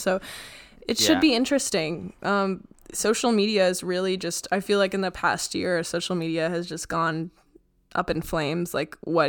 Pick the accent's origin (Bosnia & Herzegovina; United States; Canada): Canada; I was just curious because like maybe being Canadian, like it's kind of fun to like observe these or scary.